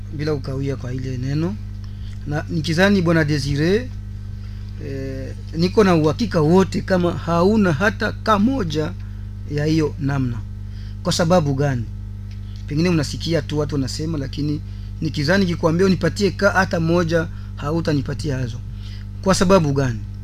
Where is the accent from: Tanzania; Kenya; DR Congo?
DR Congo; hapa kwetu Kongo, Uvira